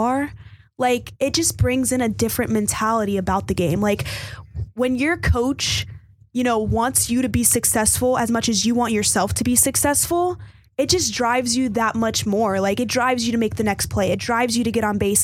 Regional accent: Miami, Florida, United States; moved away as an adult; growing up in Florida and being taught there my entire life

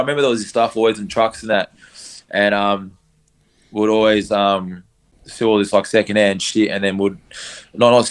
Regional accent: Perth, Western Australia, Australia; I grew up in Perth. I grew up all over the place.

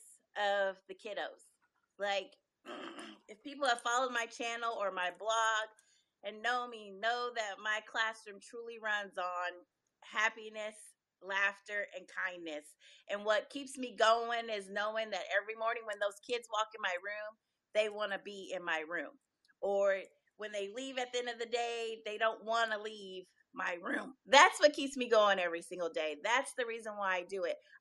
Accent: Des Moines, Iowa, United States; moved away as an adult; now in Houston, United States; I'm originally from Des Moines, Iowa. I moved here to Texas 15 years ago and been a Texan ever since.

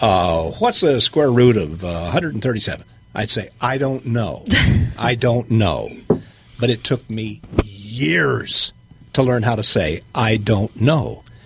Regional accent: Indiana, United States; I'm from Hillbilly, Indiana, which is sometimes called the northernmost southern state in the country. And I grew up a terrible hillbilly. My language was terrible.

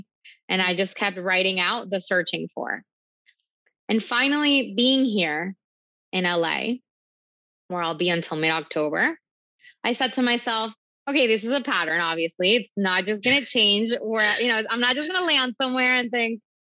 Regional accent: Venezuela; also born or lived in Miami; now in New York, United States; So I'm from Venezuela. I moved to Miami. And it was very clear for me my whole life that Miami was not the place for me.

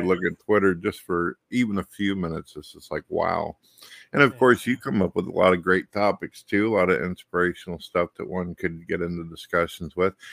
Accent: St. Louis, Missouri, United States; I was born in St. Louis and raised up through many of the years

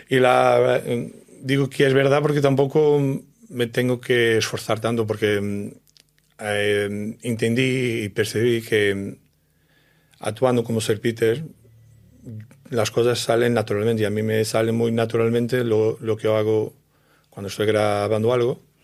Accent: Portugal; Spanish is a second language; now in Spain; yo soy de Portugal, de un pueblo muy pequeño

